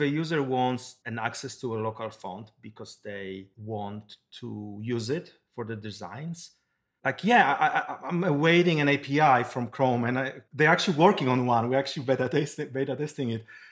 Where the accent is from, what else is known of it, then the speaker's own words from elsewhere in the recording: Poland; now in Silicon Valley, United States; I'm originally from Poland. I moved to Silicon Valley long time ago